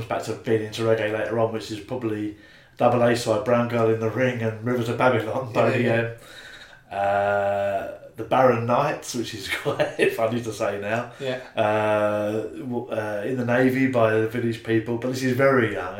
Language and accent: English; Brightlingsea, East of England, United Kingdom; moved away as an adult; also born or lived in Tunbridge Wells, Kent / Tollesbury, Essex / Colchester; by the time I was 7, Brightlingsea, a small town near Colchester on the coast, and I lived there till I was early 20s